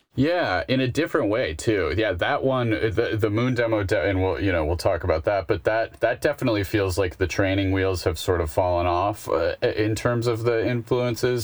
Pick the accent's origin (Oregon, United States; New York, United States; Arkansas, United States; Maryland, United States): New York, United States; Buffalo; I'm from Buffalo